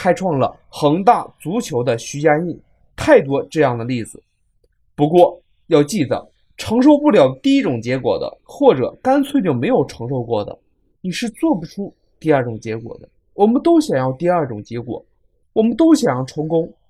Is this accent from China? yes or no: yes; China; 我们中国人